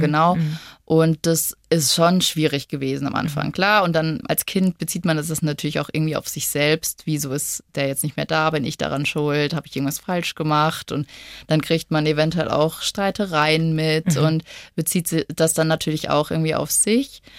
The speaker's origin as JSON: {"language": "German", "town": "Lemgo", "region": "North Rhine-Westphalia", "country": "Germany", "tie": "born or raised there", "moved": "yes", "lives_now": "Munich, Germany", "said": "ich bin ja ursprünglich aus NRW, aus Lemgo."}